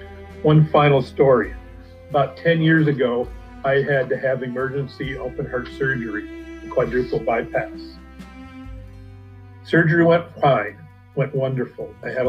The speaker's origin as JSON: {"language": "English", "town": "Chicago", "region": "Illinois", "country": "United States", "tie": "born or raised there", "also_born_or_lived": "Michigan", "moved": "as an adult", "said": "I grew up in the Chicago area"}